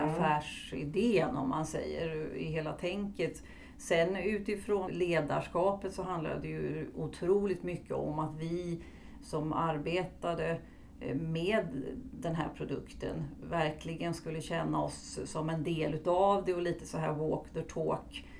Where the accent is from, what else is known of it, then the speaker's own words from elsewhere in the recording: Stockholm, Stockholm County, Sweden; moved away as an adult; now in Halmstad, Sweden; numera är jag boendes i Halmstad men jag är uppvuxen i Stockholm